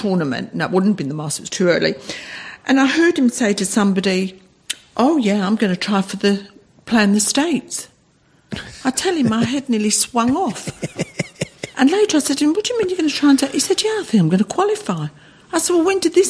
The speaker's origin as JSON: {"language": "English", "region": "London", "country": "United Kingdom", "also_born_or_lived": "Australia", "moved": "as an adult", "said": "I'm from London"}